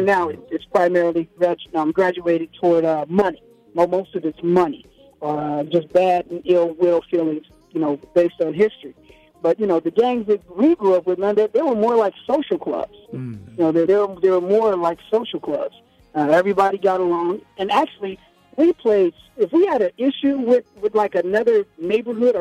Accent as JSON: {"language": "English", "town": "Los Angeles", "region": "California", "country": "United States", "tie": "born or raised there", "also_born_or_lived": "Compton", "said": "I grew up in Watts"}